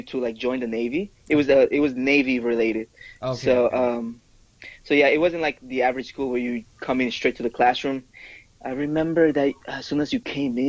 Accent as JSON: {"language": "English", "country": "Ecuador", "tie": "born or raised there", "first_language": "Spanish", "second_language": "English", "moved": "yes", "said": "So I am originally from Ecuador. I was born there."}